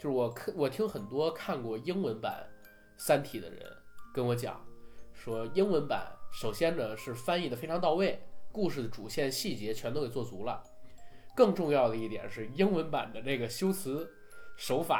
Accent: China; 就是我们中国人在写一些呃文字的时候，写一些文学作品的时候，为什么很难？

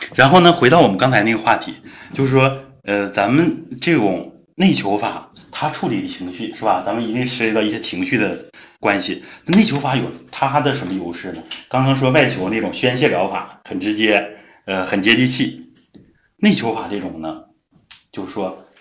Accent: Northeast China, China; accent: Northeastern; 咱们东北话说霍霍他一下

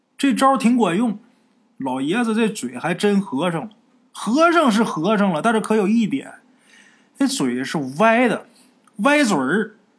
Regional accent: Haicheng, Liaoning, China; moved away; also born or lived in Hunan; 我老家海城那地儿

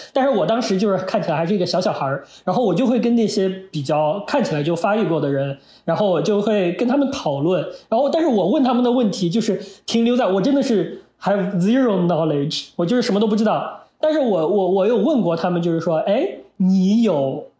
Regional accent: Henan, China; 我们河南那边就是没有，我就是小时候没有过这个课

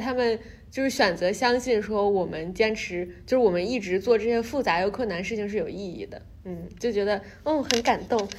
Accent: China; moved away as an adult; now in New York, United States; 因为我是中国来的，然后我又是一个中国女生

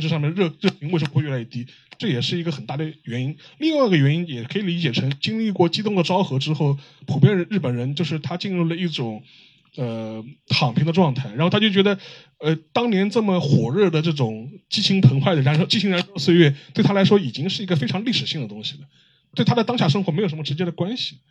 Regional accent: China; 我们中国人

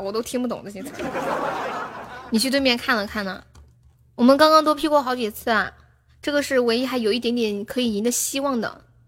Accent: Sichuan, China; accent: Sichuanese; also born or lived in Shenzhen; 我是四川的

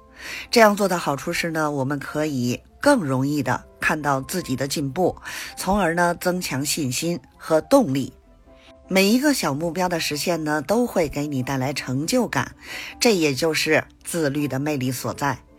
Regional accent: Beijing, China

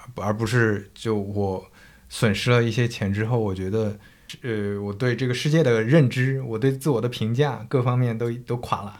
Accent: northern China, China; moved away; also born or lived in Zhejiang; 我是一个北方人，然后我在浙江那边生活

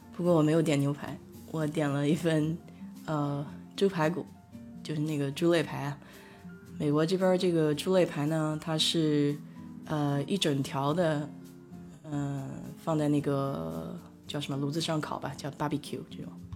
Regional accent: Nanjing, Jiangsu, China; accent: Nanjing dialect; now in Houston, United States; 我们南京话叫哄哈

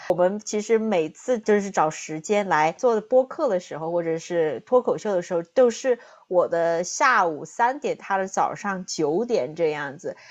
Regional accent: southern China, China; accent: southern; moved away as an adult; now in United States; 大家听我的口音呢，就听得出来我是南方人

